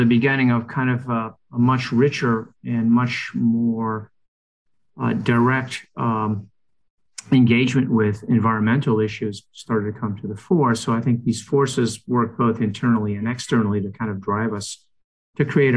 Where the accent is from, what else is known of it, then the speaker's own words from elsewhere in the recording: Rome, Lazio, Italy; moved away; I grew up in Rome